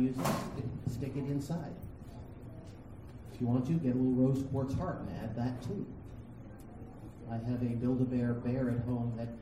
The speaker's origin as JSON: {"language": "English", "region": "New England", "country": "United States", "said": "I'm from New England. We've got nasty spirits every 10 or 15 miles"}